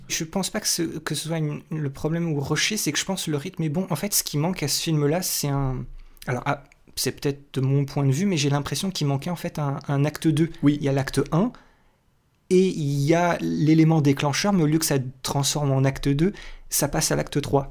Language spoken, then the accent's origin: French; France; chez nous en France